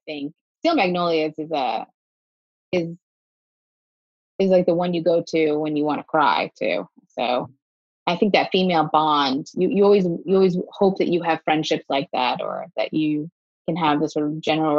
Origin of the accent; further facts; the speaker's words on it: New York, United States; born there; I was born outside of New York and I had been a couple times as a kid